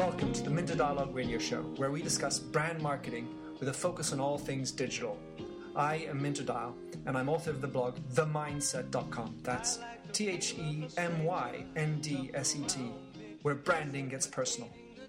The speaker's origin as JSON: {"language": "English", "country": "United States", "moved": "yes", "said": "being an American based over here and having worked on both sides of the Atlantic."}